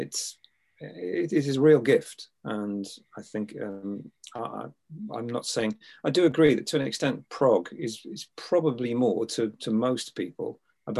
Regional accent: England, United Kingdom; being English

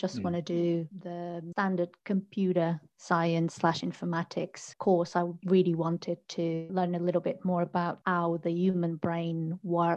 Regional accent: Portugal; moved away as an adult; now in United Kingdom; I'm originally from Portugal, and that's where I started my journey into technology

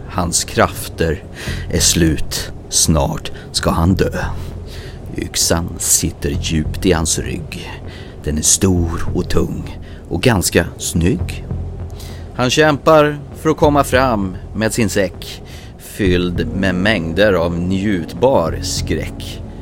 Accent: Sweden; Jag är också svensk.

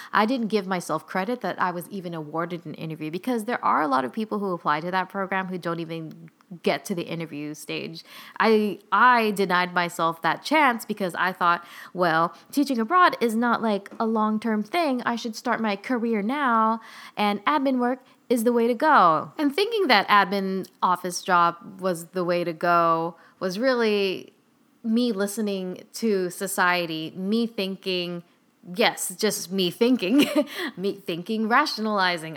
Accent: California, United States; We're both from California

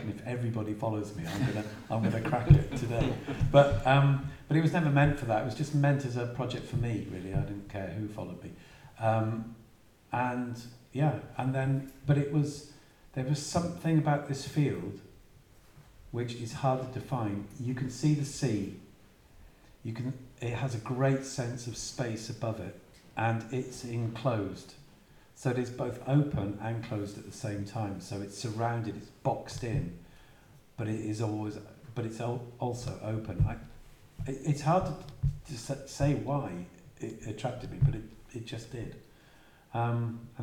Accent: Wales, United Kingdom; moved away as an adult; now in West Cornwall, United Kingdom; I'm from Wales

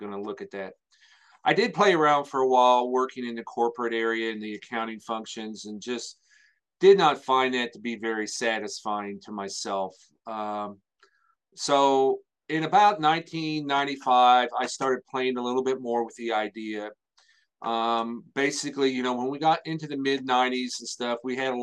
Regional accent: Salem, Indiana, United States; Out in a little bitty area there, grew up here, went to high school here

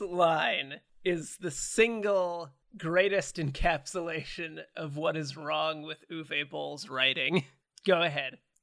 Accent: Canada; we're Canadian

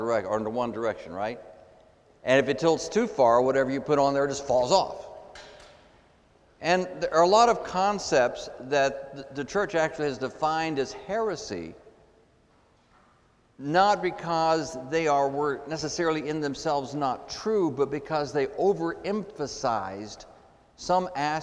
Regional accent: Texas, United States; I grew up in Texas in the Southern evangelical tradition

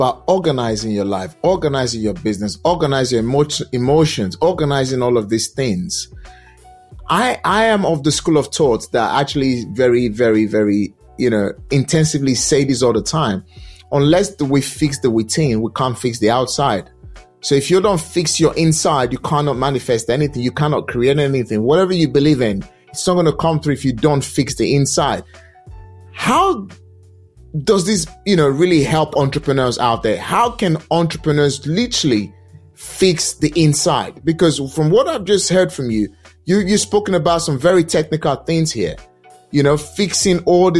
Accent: Nigeria; English is a second language; moved away; Because I'm Nigerian descent. I mean, not Nigerian descent. I relocated from Nigeria way back. And at the end of the day, came to this country. I did not speak English language the way people speak English language here.

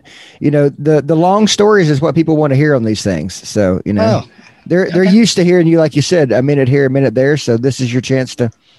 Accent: Arkansas, United States; I grew up in Arkansas, and it's that way with Bill Clinton

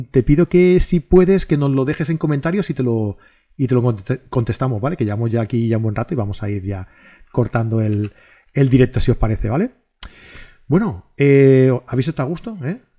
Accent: Catalonia, Spain; Es que soy catalán, tío.

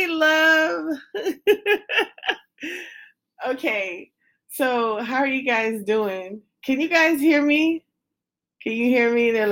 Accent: United States; I'm from America.

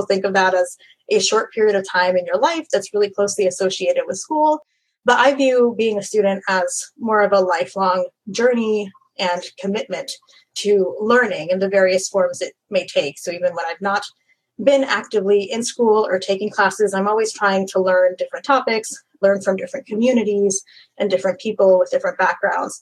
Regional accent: Central Florida, United States; also born or lived in Mayagüez, Puerto Rico; now in Miami, United States; I grew up in Central Florida, actually, after moving here from Puerto Rico when I was very young

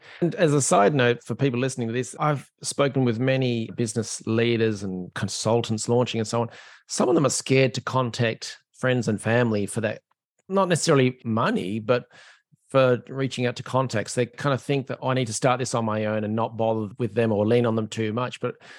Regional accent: Australia; now in Ireland; I'm an Aussie living in Ireland, so I'm used to versatile weather

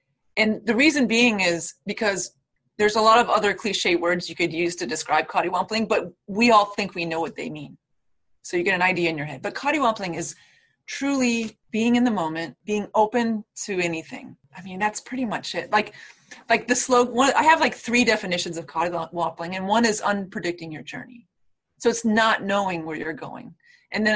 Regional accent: Florida, United States; I'm from Florida

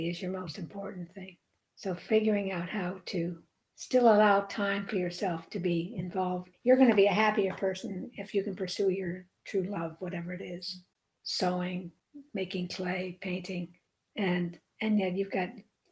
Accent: United States; as an American, you know, when you're in Europe, and most of us, or a number of us in this country, have European heritage

